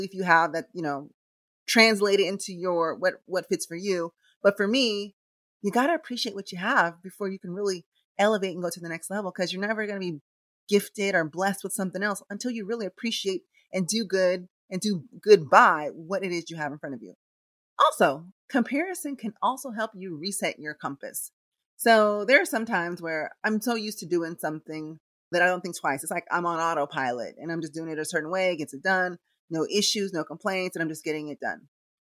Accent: Philippines; English is a second language; now in Los Angeles, United States; Diego and I later moved to LA. But, you know, I have the ability to compare, you know, where and how I grew up in the Philippines compared to how things are here in the United States.

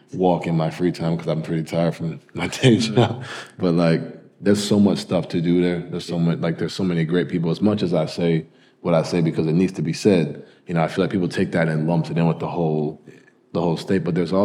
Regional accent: Louisville, Kentucky, United States; And I came from Louisville where it was like we were the only sports team in town.

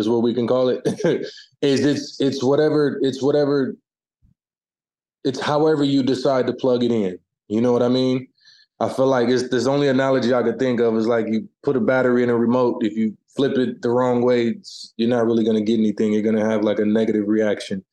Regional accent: Omaha, Nebraska, United States; my hometown of Omaha

